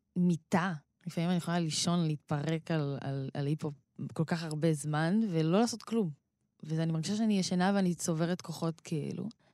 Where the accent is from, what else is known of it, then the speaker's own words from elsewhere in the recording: Rehovot, Central District, Israel; אני באה מקריית משה ברחובות, שזו שכונה של שרוב התושבים בה הם אה, מהקה, מהקהילה האתיופית